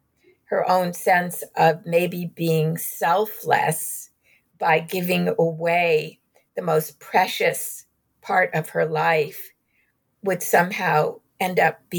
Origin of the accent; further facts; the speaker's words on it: New York, United States; I'm a New Yorker by birth. I'm Jewish. I didn't grow up in Glendive, Montana